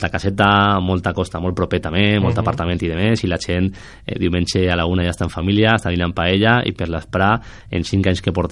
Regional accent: Torrent, Valencian Community, Spain; moved away as an adult; now in Alzira, Spain; jo vinc de Torrent, jo vas casar eh, fa 8 anys, m'enganyaren, me feren vindre per sí

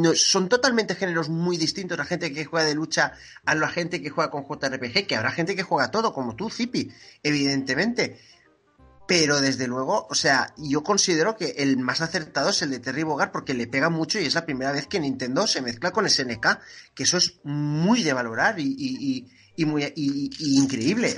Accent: Gandia, Valencian Community, Spain; accent: apitxat; soy de Gandía

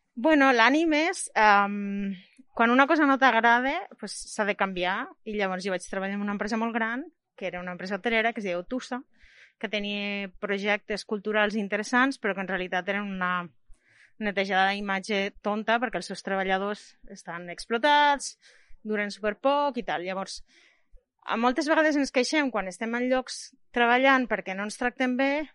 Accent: Lleida, Catalonia, Spain; Jo sóc de Lleida

